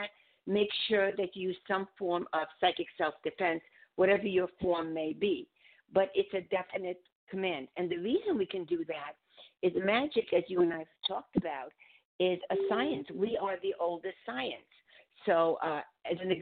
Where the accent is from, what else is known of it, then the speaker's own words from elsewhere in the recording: Budapest, Hungary; moved away; I'm from Budapest